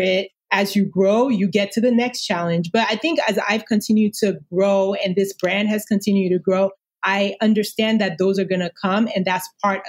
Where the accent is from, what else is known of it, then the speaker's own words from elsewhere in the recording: Nigeria; moved away; growing up in Nigeria.